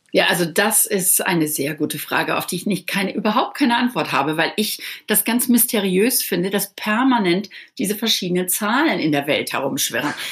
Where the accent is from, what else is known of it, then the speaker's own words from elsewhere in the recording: Dorsten, North Rhine-Westphalia, Germany; moved away as an adult; now in Malibu, United States; denn ich bin ja in Deutschland aufgewachsen